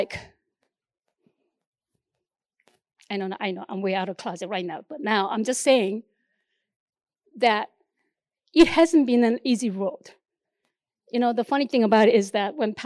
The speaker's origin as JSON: {"language": "English", "country": "South Korea", "second_language": "English", "moved": "yes", "said": "the nation that I came from, there's like this place called DMZ, Demilitarized Zone"}